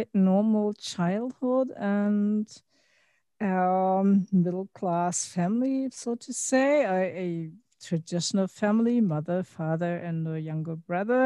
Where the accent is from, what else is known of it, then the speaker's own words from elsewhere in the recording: Berlin, Germany; English is a second language; I was born and raised in Germany, in Berlin